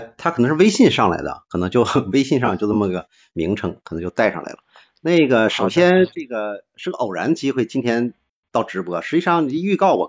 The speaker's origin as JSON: {"language": "Chinese", "town": "Dalian", "region": "Liaoning", "country": "China", "said": "那么呃我是大连人。"}